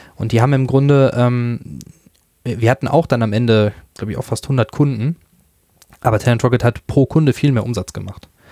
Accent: near Dortmund, North Rhine-Westphalia, Germany; also born or lived in Münster; Ich komme aus der Nähe von Dortmund

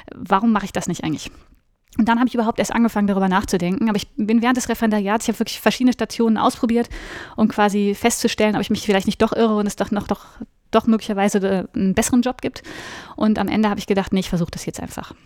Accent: Cologne, North Rhine-Westphalia, Germany; moved away as an adult; also born or lived in New Orleans, United States / Hamburg / Bonn; Ich komme aus Köln und ich habe auch in Köln studiert

